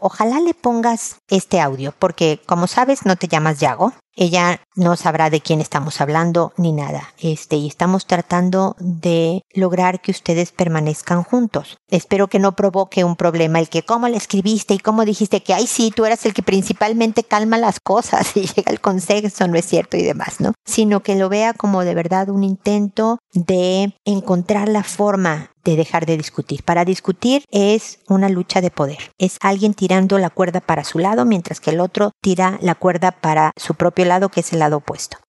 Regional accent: Mexico; now in Chile; México, de donde yo soy

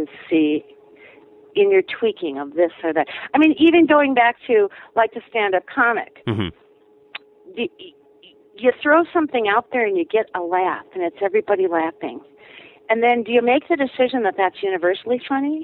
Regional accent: Minnesota, United States; moved away as an adult; now in Wisconsin, United States; I'm a Minnesotan who's temporarily transplanted to Wisconsin, feeling a little bit homesick

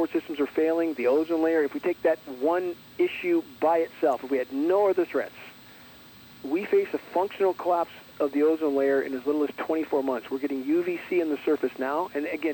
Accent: Southern California, United States; I grew up in Southern California

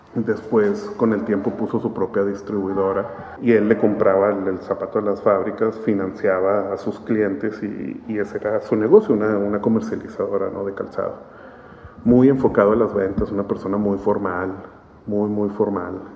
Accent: Monterrey, Nuevo León, Mexico; Yo nací en, en Monterrey, sí, nací aquí en Monterrey

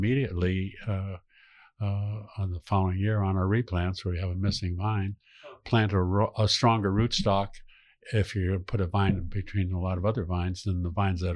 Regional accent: San Francisco, California, United States; growing up in San Francisco

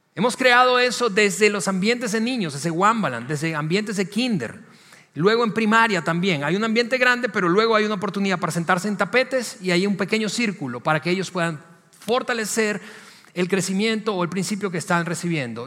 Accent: Venezuela; moved away as an adult; en mi país de origen, donde crecí, en Venezuela

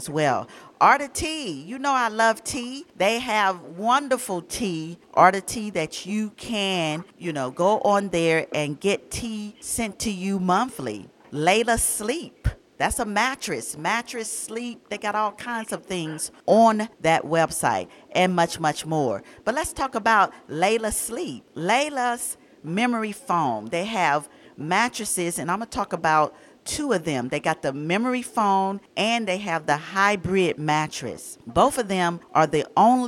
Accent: Atlanta, Georgia, United States; moved away; I was born and raised in Atlanta

